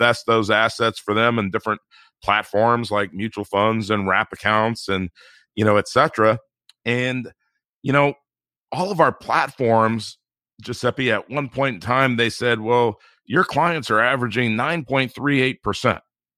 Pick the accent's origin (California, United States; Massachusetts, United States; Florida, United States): California, United States; Inglewood; I grew up in Inglewood, California, and it's an inner city part of Los Angeles, and we really didn't have anything.